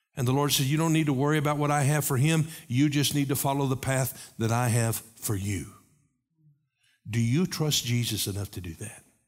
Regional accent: Knoxville, Tennessee, United States; when I was a kid growing up in Knoxville

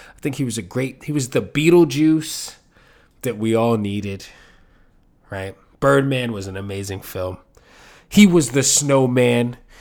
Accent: New York City, New York, United States; I'm from New York City

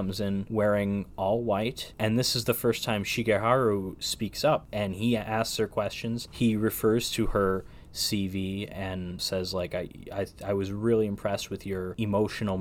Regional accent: United States; as an American

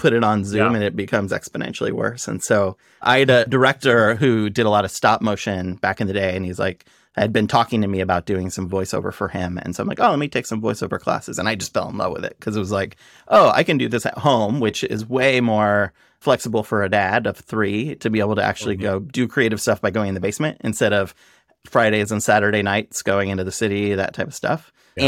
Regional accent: Nebraska, United States; So I grew up in Nebraska

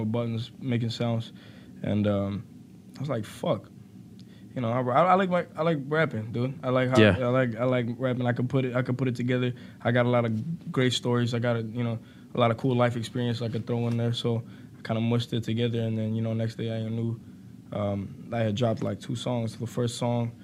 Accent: Chicago, Illinois, United States; I'm from Chicago

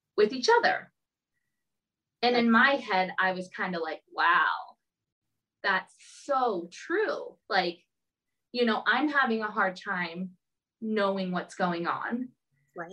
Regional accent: Southern California, United States; moved away as an adult; also born or lived in Arizona; now in Minneapolis, United States; I grew up in Southern California

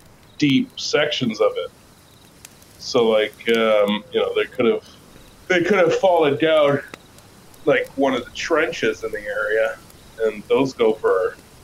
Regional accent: United Kingdom; No, because I'm British.

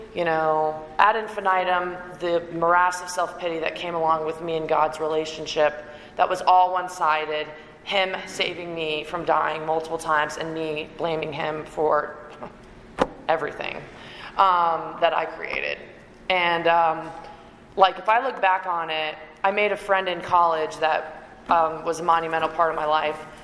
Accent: Canada; moved away; also born or lived in Raleigh, North Carolina; I'm Canadian

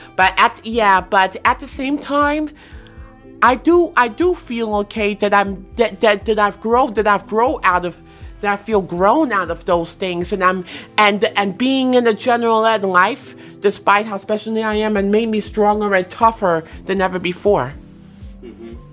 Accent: New York City, New York, United States; most of my favorite memories of childhood is like riding on the New York City subway with my mother

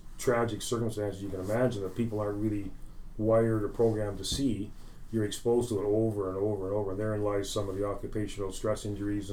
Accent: Stratford, Ontario, Canada; moved away as an adult; also born or lived in Scotland / Kitchener-Waterloo, Ontario; I grew up in Stratford, Ontario

